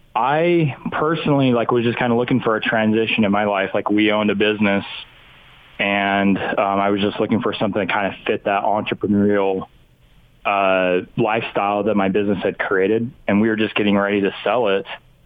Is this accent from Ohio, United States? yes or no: no; Idaho, United States; I didn't know anybody. I'm originally from Idaho.